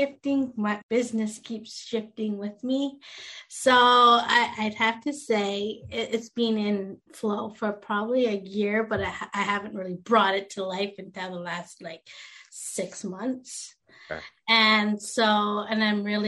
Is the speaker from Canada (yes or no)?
yes; Canada; also born or lived in India; I came from India, and I was adopted into a very white Canadian family, and they were very religious.